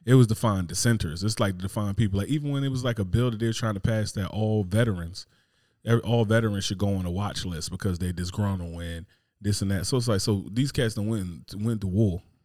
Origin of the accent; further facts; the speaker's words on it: Newark, New Jersey, United States; I'm from Newark, New Jersey